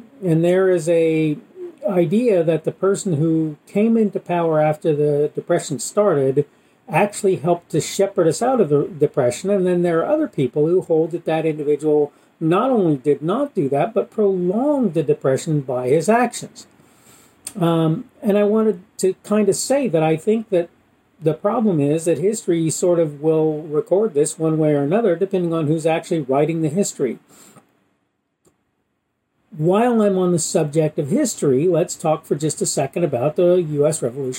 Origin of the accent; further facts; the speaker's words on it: Australia; having been one who grew up, spent part of his time growing up in Australia, I saw a country that was basically autonomous, even though it was technically under the Queen.